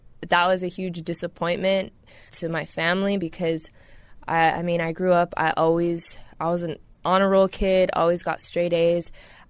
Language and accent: English; Ontario, Canada; now in Toronto, Canada; I was born in the Deep East, 905 area, moved to downtown Toronto 6 years ago. I was a burbs kid, but always coming into the city and got into music.